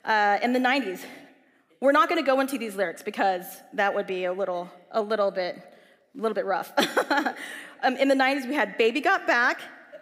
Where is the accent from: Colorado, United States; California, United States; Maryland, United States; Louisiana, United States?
California, United States; Southern; I grew up in Southern California where the weather is pretty good.